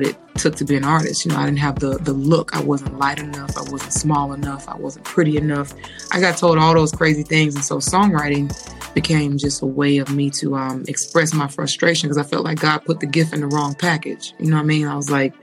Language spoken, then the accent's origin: English; Atlanta, Georgia, United States; I'm born and raised in Atlanta, Georgia